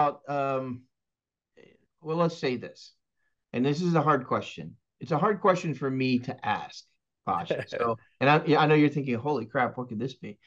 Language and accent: English; Texas, United States; also born or lived in Arizona; now in Florida, United States; I'm from Texas